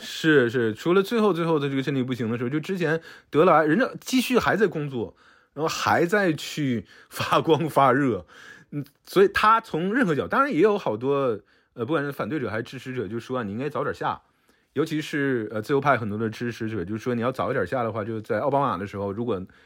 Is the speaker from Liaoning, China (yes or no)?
yes; Shenyang, Liaoning, China; 小的时候在东北